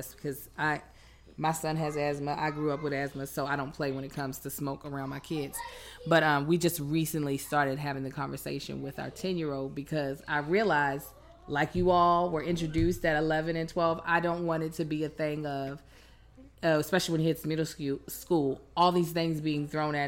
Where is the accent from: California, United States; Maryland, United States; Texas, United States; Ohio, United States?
Maryland, United States; Baltimore; now in Los Angeles, United States; I was born in Baltimore. You know, Baltimore, we got real